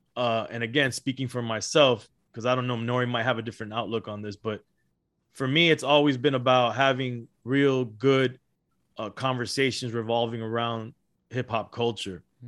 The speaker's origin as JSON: {"language": "English", "town": "Miami", "region": "Florida", "country": "United States", "tie": "born or raised there", "also_born_or_lived": "Los Angeles, California", "said": "I was born in Los Angeles, raised in Miami, Florida"}